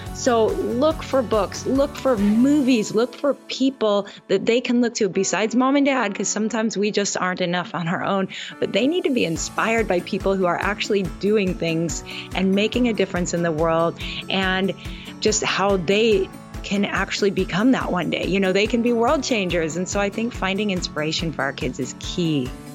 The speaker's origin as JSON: {"language": "English", "town": "Gig Harbor", "region": "Washington", "country": "United States", "tie": "born or raised there", "also_born_or_lived": "Oregon", "moved": "as an adult", "lives_now": "Oahu, United States", "said": "Gig Harbor, Washington is my hometown, but we've been in Hawaii for eighteen"}